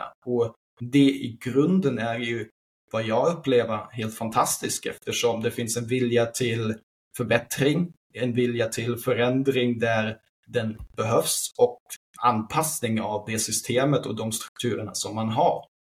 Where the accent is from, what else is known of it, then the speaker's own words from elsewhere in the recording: Berlin, Germany; also born or lived in Sweden; now in Belgium; jag är född 1989 i Berlin. Och ja, det som händer sen när man växer upp som ung kille i Tyskland